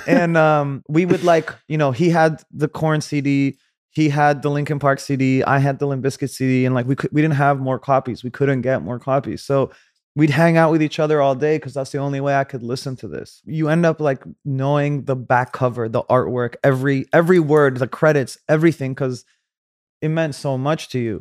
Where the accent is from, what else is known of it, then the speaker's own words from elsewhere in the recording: Saudi Arabia; moved away; also born or lived in Cairo, Egypt; I was born in Cairo. I grew up in Saudi.